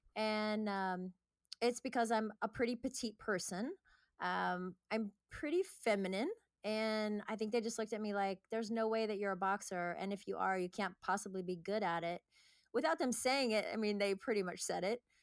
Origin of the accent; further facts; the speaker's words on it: Northern California, United States; moved away as an adult; now in Santa Monica, United States; I lived up north in California